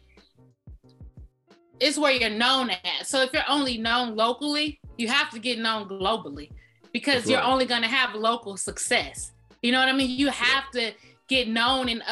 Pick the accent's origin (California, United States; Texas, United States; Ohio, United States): California, United States; Inglewood; I'm from the West Coast. I'm from California.